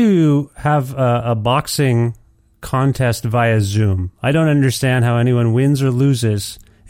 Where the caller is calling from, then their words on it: Canada; I'm calling you from Canada